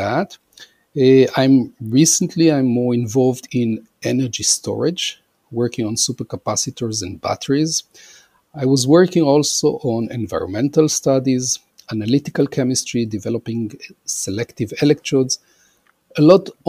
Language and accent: English; Israel; also born or lived in Argentina / Austin, Texas, United States; I was born in Argentina, immigrated to Israel a long time ago, and actually grew up in Israel